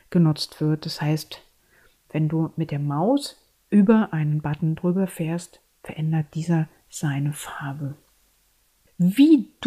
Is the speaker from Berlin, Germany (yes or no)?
yes; Berlin, Germany; Ich bin eine Berlinerin und ich lebe und arbeite in Berlin. Und meine Bilder erzählen meine Berliner Geschichte.